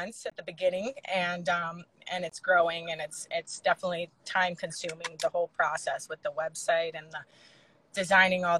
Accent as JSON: {"language": "English", "region": "Alabama", "country": "United States", "moved": "yes", "said": "I'm from the South. I'm from Alabama"}